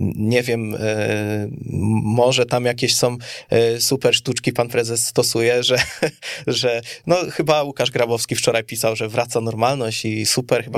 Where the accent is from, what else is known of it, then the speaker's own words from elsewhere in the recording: Kielce, Świętokrzyskie Voivodeship, Poland; jestem Kielczaninem